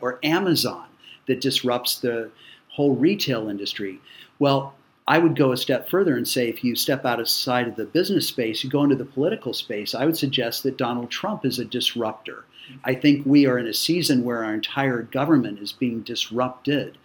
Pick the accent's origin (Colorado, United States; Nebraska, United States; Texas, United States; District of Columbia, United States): Colorado, United States; moved away as an adult; now in Cincinnati, United States; I grew up in Colorado.